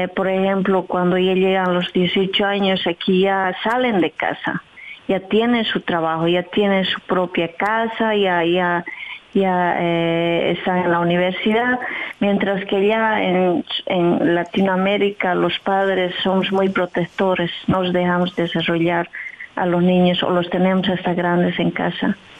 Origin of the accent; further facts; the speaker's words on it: southern Bolivia, Bolivia; now in Netherlands; Yo soy de Bolivia, soy del sur de Bolivia, que se llama Pisa, y vivo por aquí a 21 años